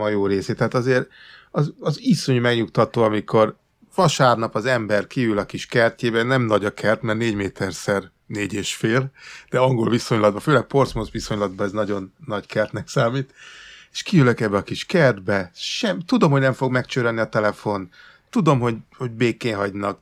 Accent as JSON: {"language": "Hungarian", "country": "Hungary", "moved": "as an adult", "lives_now": "England, United Kingdom", "said": "én egy emigráns magyar vagyok"}